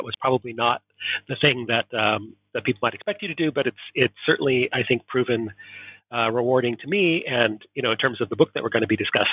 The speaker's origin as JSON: {"language": "English", "town": "Portland", "region": "Oregon", "country": "United States", "tie": "born or raised there", "also_born_or_lived": "East Coast, United States / Southern California", "moved": "as an adult", "lives_now": "Edinburgh, United Kingdom", "said": "I was born and raised in Portland, Oregon in the United States"}